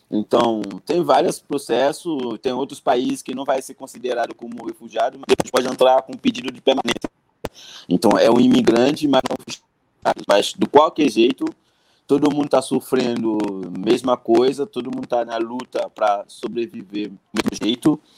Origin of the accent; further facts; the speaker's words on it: Haiti; Portuguese is a second language; moved away as an adult; now in Brazil; eu sou haitiano, Bob. Eu cheguei no Brasil em 2010.